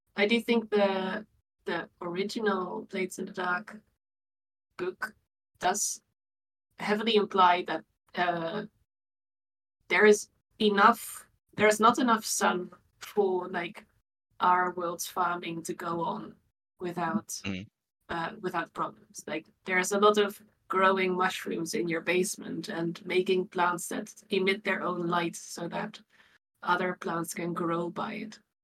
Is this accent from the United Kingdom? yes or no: no; Netherlands; I'm from the Netherlands